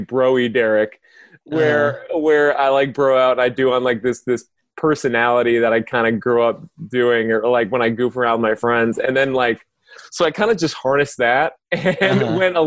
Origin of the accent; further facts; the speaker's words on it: West Covina, California, United States; I grew up in West Covina